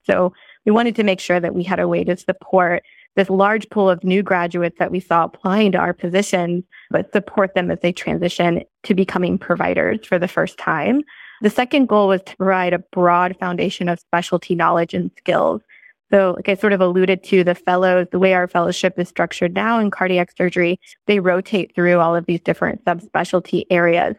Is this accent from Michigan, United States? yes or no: no; St. Louis, Missouri, United States; moved away as an adult; also born or lived in Columbia, Missouri; now in California, United States; I grew up in Saint Louis